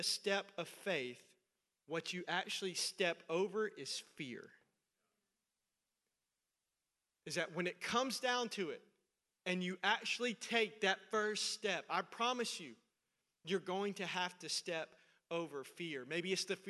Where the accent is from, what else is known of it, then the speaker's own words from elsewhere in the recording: Middle Tennessee, United States; I'm from Middle Tennessee. That's where I grew up.